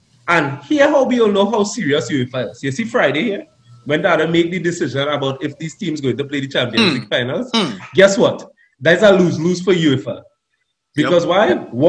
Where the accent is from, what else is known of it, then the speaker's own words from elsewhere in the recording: Trinidad & Tobago; We come from Trinidad. We come from the ghetto.